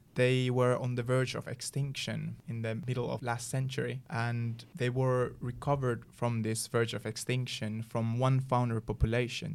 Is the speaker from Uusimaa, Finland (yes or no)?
no; Sotkamo area, Kainuu, Finland; English is a second language; now in Umeå, Sweden; in my hometown, there's a place called Sotkamo